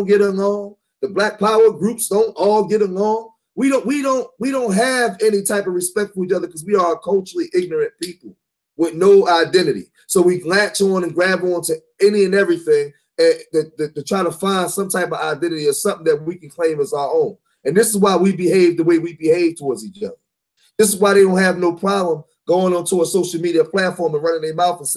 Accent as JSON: {"language": "English", "town": "Philadelphia", "region": "Pennsylvania", "country": "United States", "said": "I'm from Philadelphia"}